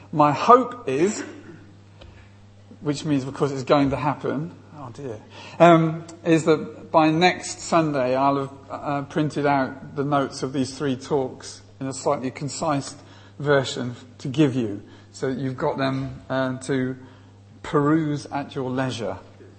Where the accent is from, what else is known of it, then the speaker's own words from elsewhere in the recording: England, United Kingdom; I come all the way from England to speak to you